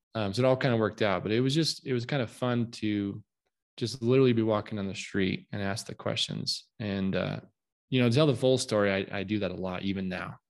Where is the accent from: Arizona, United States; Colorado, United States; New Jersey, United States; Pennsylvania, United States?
Colorado, United States; Southwest; moved away; I'm from Southwest Colorado. In fact, uh, I live here now again